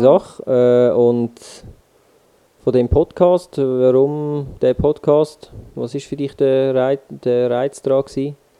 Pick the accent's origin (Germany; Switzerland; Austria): Switzerland; accent: Swiss German dialect; sicher Deutschschweiz und auf Schweizer Mundart